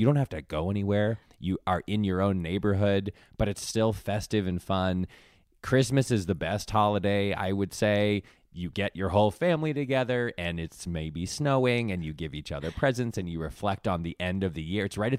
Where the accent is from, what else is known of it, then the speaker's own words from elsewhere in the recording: East Coast, United States; So on the East Coast, I'm from the East Coast.